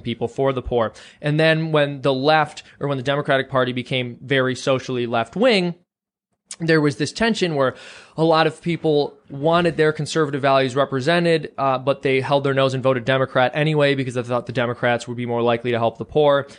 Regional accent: Chicago, Illinois, United States; moved away; I'm from the Chicago area originally.

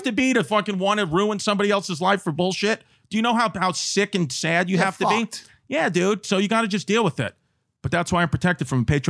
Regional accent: New York City, New York, United States; I'm born and raised in New York City

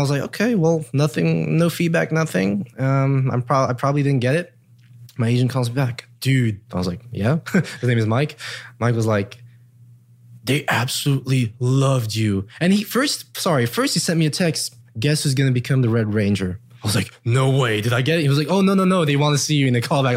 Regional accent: Luxembourg; also born or lived in Germany; now in Los Angeles, United States; I come from Luxembourg.

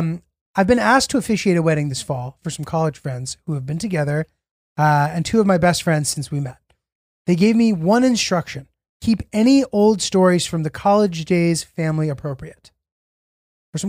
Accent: Middletown, Connecticut, United States; Julio, I feel a bit of a serendipitous connection with you because I grew up in Middletown, Connecticut.

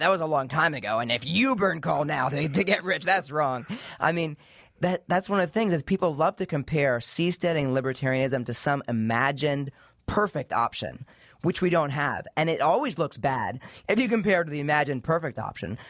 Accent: East Coast, United States; I grew up in the East Coast

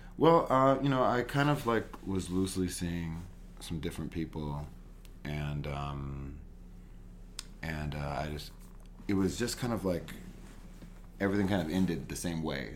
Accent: Los Angeles, California, United States; now in New York, United States; East East LA, LA, mm-hmm. like Whittier area

